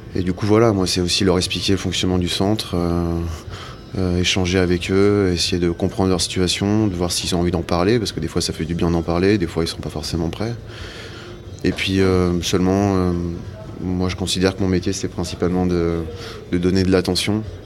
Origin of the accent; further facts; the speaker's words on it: Savoie, Auvergne-Rhône-Alpes, France; moved away as an adult; now in Paris, France; J'ai grandi en Savoie, dans un petit village